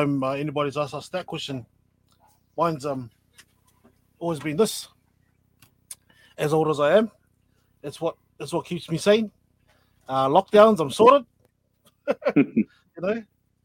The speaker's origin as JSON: {"language": "English", "region": "Auckland", "country": "New Zealand", "tie": "born or raised there", "said": "I'm from Mangere, grew up in Mangere, Samoan"}